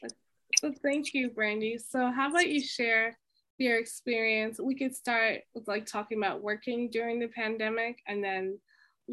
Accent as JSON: {"language": "English", "town": "New York City", "region": "New York", "country": "United States", "tie": "born or raised there", "said": "I grew up in Queens, and I'm currently in New York City, well, Queens, New York"}